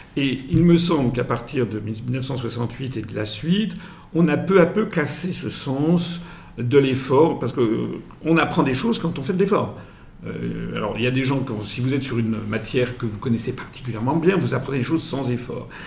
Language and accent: French; France; je suis français, euh, mes, quatre grands-parents venaient des quatre coins de France.